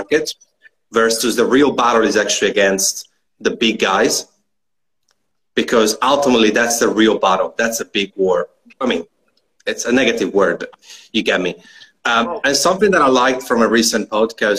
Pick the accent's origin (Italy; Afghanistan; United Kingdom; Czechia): Italy; moved away as an adult; I used to trade wine about 10 years ago back in my hometown in Italy.